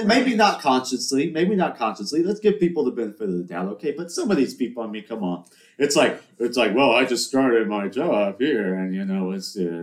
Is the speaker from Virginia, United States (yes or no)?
no; Charleston, South Carolina, United States; I'm from Charleston